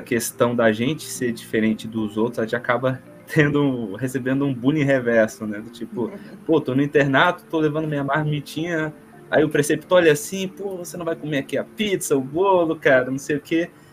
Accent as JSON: {"language": "Portuguese", "town": "Brasília", "region": "Federal District", "country": "Brazil", "said": "nós somos de Brasília, somos acadêmicos de Brasília"}